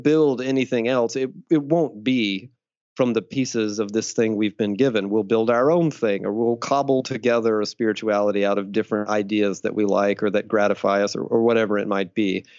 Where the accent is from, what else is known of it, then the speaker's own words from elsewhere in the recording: Deep South, United States; I grew up in the Deep South, fundamentalist Southern Baptist during the satanic panic of the 80s and 90s